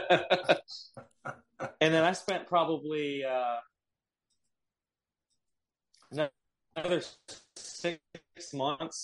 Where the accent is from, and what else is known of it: Long Beach, California, United States; born or raised there